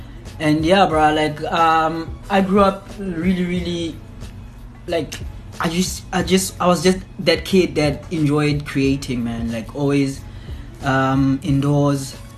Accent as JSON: {"language": "English", "town": "Sebokeng", "region": "Gauteng", "country": "South Africa", "tie": "born or raised there", "also_born_or_lived": "Gugulethu, Cape Town", "moved": "yes", "said": "I was actually born in a place called Vaal in Gauteng, south of Johannesburg. In a township called Sebokeng. And yeah, bro, that's actually where I grew up, and that's where I spent most of my childhood at, like my childhood life at."}